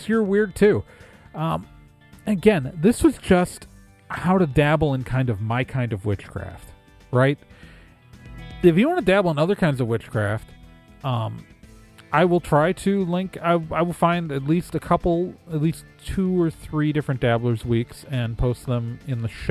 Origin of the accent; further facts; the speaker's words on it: Wisconsin, United States; I'm from Wisconsin